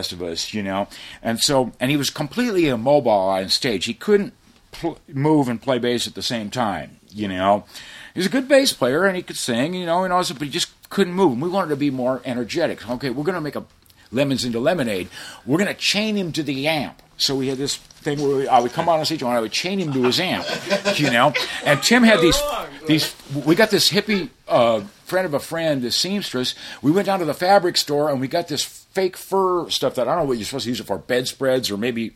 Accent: South Bay, California, United States; We're from the South Bay

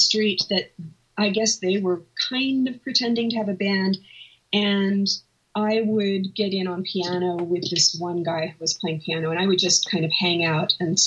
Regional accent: Malibu, California, United States; I grew up in Malibu

